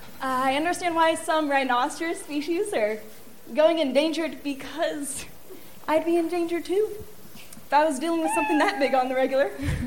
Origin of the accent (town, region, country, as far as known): Orlando, Florida, United States